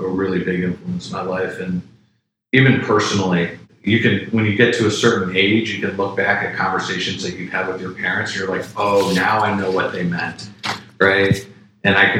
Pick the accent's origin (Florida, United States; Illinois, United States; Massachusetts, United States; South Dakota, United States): Illinois, United States; a suburb just north of Chicago; Loved growing up in Chicago and grew up in a suburb just north of Chicago